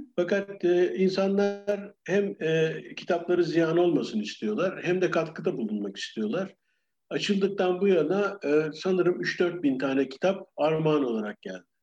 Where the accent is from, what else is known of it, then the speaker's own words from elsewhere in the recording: Ankara, Turkey; moved away as an adult; also born or lived in London, United Kingdom / Geneva, Switzerland; now in Bodrum, Turkey; Ben e, Ankara'da doğdum